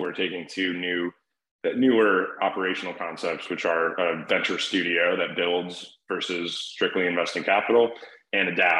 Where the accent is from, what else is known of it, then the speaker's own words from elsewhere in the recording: Cleveland, Ohio, United States; I grew up in Cleveland